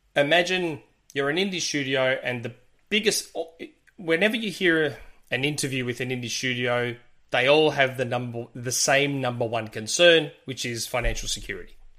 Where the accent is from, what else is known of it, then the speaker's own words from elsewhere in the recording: Australia; accent: Australian with Greek ethnic spin; my Australian accent has that ethnic spin to it because I'm Greek